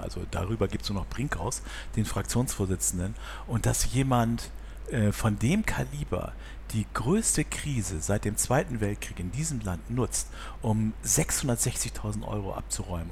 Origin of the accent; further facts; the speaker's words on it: Bremen, Germany; now in Hamburg, Germany; ich bin geboren in Bremen